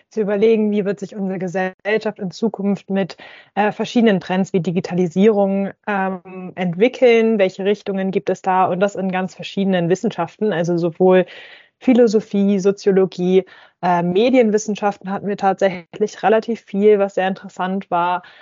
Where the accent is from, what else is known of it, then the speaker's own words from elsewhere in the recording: Hamburg, Germany; moved away as an adult; now in Friedrichshafen, Germany; ursprünglich komme ich aus Hamburg, ähm, bin aber schon vor fünf Jahren äh, für mein Bachelorstudium nach Baden-Württemberg gezogen und wohne jetzt auch äh, derzeit in Friedrichshafen